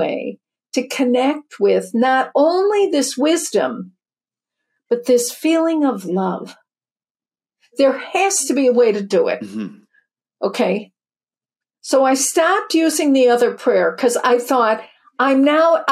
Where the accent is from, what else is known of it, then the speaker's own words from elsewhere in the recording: Chicago, Illinois, United States; I grew up in the Midwest, Chicago, second of eight